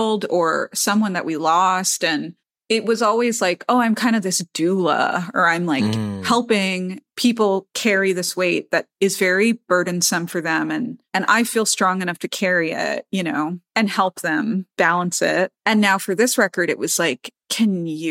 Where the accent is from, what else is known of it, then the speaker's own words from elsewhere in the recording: New York City, New York, United States; I'm a New Yorker